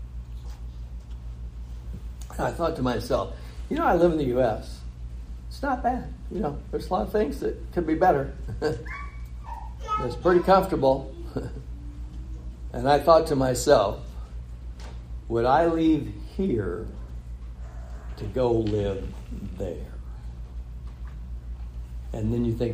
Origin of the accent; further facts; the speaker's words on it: California, United States; I grew up in California